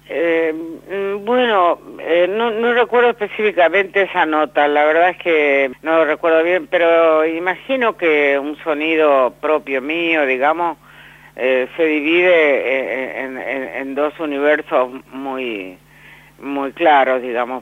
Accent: Villaguay, Entre Ríos, Argentina; yo nací en, en Villaguay

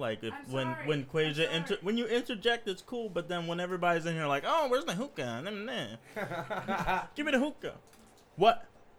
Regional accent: Newburgh, New York, United States; Yeah, I'm still from Newburgh.

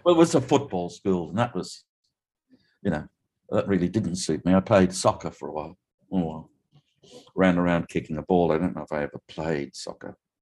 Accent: Theodore, Queensland, Australia; also born or lived in Rockhampton, Queensland / Yeppoon, Queensland; I was born in Rocky a few years ago now, and my hometown of Theodore uh, is is um, just a little what's now two hours southwest of Rocky.

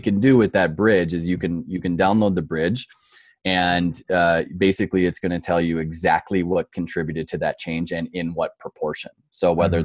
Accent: North Dakota, United States; moved away as an adult; also born or lived in New York City; now in Denver, Colorado, United States; I grew up in North Dakota

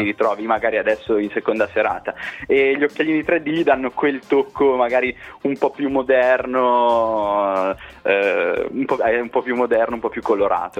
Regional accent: Piacenza, Emilia-Romagna, Italy; moved away as an adult; now in Brescia, Italy; siamo di Piacenza, adesso siamo un po' dislocati ovunque tra lavoro, università, Brescia, Milano, Modena, però siamo, le nostre radici sono tutte piacentine

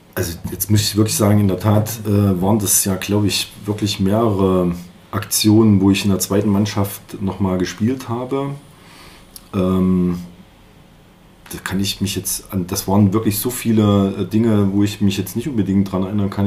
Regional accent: Jena, Thuringia, Germany; also born or lived in Erfurt; ich bin in Jena geboren

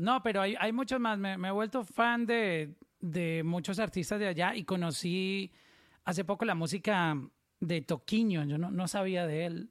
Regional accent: Pácora, Caldas, Colombia; moved away; also born or lived in Medellín; soy de un pueblito que se llama Pacora Caldas, pero mm, me trasladé luego a Medellín

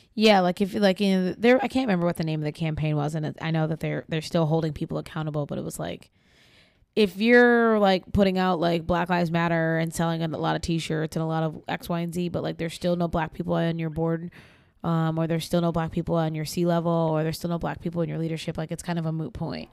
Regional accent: New York, United States; I grew up in New York

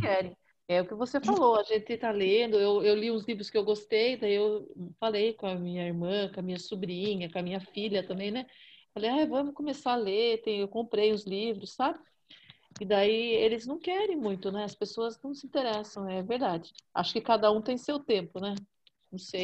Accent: Salto de Pirapora, São Paulo, Brazil; Eu sou do interior de São Paulo, é Salto de Pirapora, é, fica próximo a Sorocaba

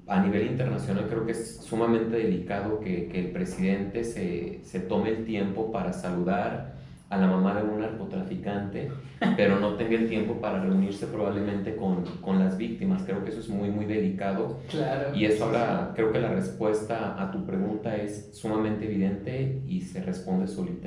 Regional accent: Mexico City, Mexico; now in León, Mexico; yo no soy de León. Mi familia todo es de aquí de León. Yo nací en Chilangolandia

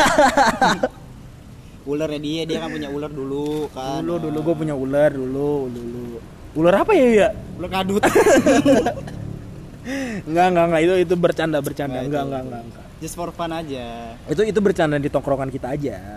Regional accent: Bogor, West Java, Indonesia; kita kita emang kita orang Bogor kan lu, lu coba lu nongkrong nih di Bogor

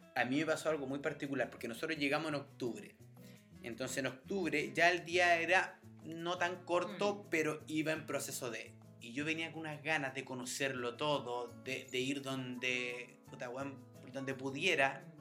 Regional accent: Chile; moved away as an adult; now in Sweden; nosotros como chilenos alcohólicos

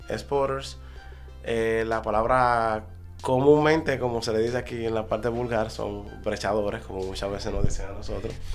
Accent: Dominican Republic; somos dominicanos

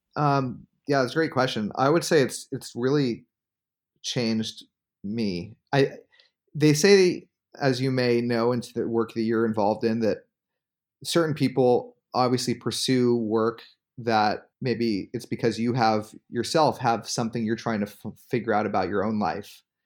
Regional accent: Bay Area, California, United States; I grew up in the Bay Area

